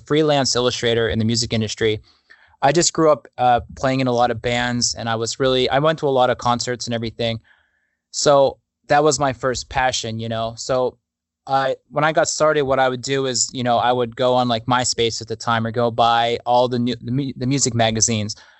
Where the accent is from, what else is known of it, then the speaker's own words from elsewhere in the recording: Pittsburgh, Pennsylvania, United States; now in Los Angeles, United States; I'm from Pittsburgh, Pennsylvania